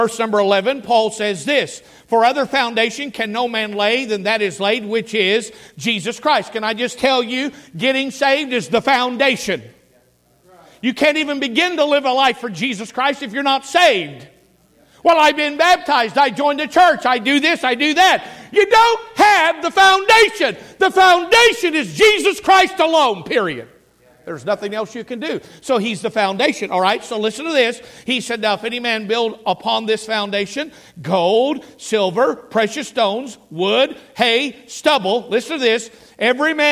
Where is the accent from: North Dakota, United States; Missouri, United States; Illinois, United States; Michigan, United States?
Missouri, United States; Laclede County; I grew up in Laclede County, Missouri